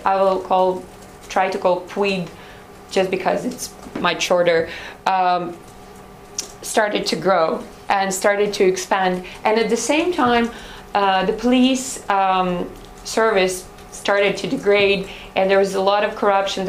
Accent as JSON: {"language": "English", "town": "Odesa", "region": "Odesa Oblast", "country": "Ukraine", "said": "I'm from Odessa"}